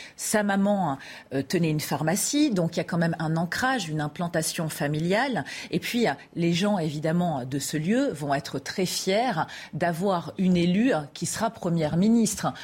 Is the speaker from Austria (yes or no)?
no; Paris, Île-de-France, France; en tant que parisienne, chauvine